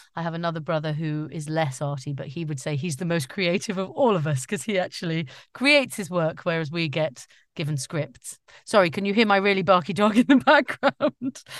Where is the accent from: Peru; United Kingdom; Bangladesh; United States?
United Kingdom; Staffordshire Moorlands, West Midlands; also born or lived in London; I was born in London, but then we moved to, uh, sort of the central area of England, the Staffordshire Moors, and, uh, grew up there